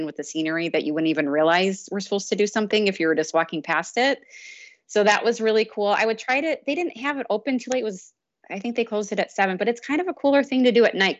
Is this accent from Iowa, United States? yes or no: yes; Iowa, United States; And I may just be saying that because I'm from Iowa, but sure.